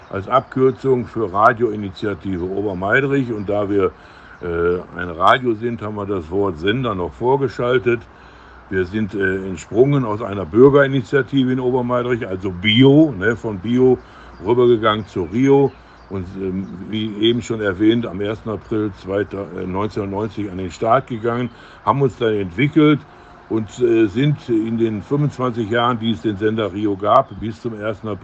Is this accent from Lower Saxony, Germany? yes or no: no; Duisburg, North Rhine-Westphalia, Germany; Ist ja später eingemeindet worden, Marxow mit Hamburg in die Stadt Duisburg. Aber das ist eigentlich meine Heimat. Von der wurde ich dann, äh, bin ich dann